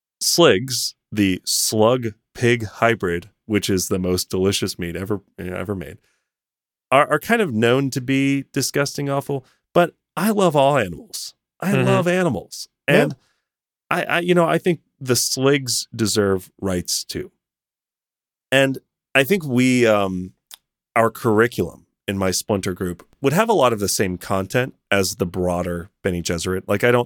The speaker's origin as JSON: {"language": "English", "town": "Berkeley", "region": "California", "country": "United States", "tie": "born or raised there", "said": "Born and raised in Berkeley."}